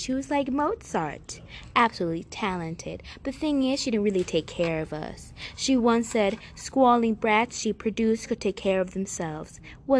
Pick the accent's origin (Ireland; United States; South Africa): United States; Cherryville, Kansas; born there; Well, I was born in Cherryville, Kansas